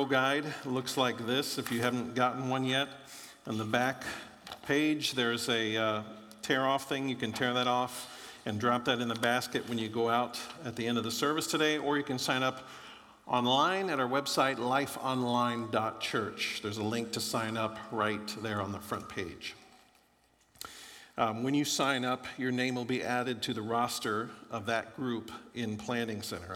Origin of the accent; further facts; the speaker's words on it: Florida, United States; moved away; I grew up in Florida